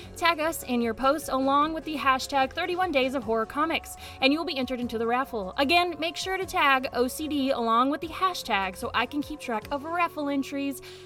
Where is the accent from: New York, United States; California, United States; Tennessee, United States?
Tennessee, United States; Nashville; I'm from Nashville